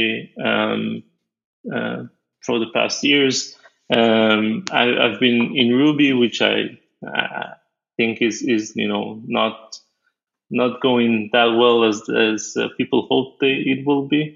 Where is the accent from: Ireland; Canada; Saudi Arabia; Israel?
Israel; I'm from Israel, so we have a mandatory army.